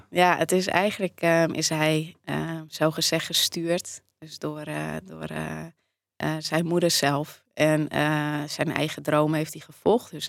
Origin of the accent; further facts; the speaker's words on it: Netherlands; Ik ben in Nederland